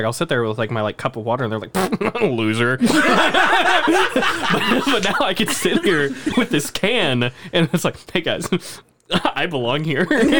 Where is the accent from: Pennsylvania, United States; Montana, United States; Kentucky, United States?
Kentucky, United States; Louisville; I come from Louisville, which has a really nice tap.